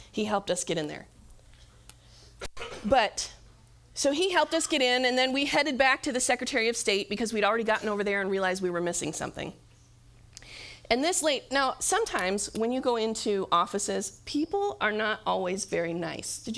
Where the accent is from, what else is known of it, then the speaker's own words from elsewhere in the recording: Michigan, United States; And I was like, well, we're from Michigan.